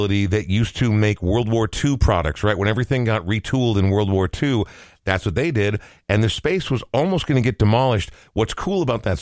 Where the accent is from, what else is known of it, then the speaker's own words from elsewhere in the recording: Coon Rapids, Minnesota, United States; moved away; I'd love to say I was in the Northwoods, but it was Coon Rapids